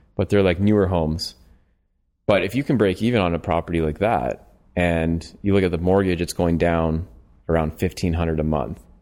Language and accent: English; London, Ontario, Canada; I'm from London, Ontario